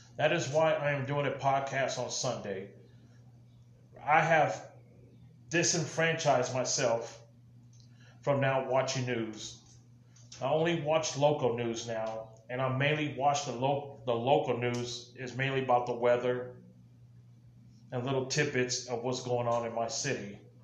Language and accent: English; United States